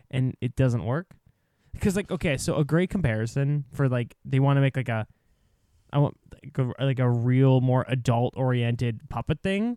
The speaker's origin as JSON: {"language": "English", "country": "Canada", "said": "as a Canadian"}